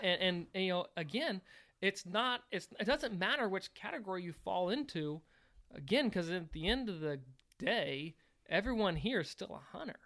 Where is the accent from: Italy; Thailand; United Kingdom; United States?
United States; Virginia; now in Missouri, United States; When I was growing up in Virginia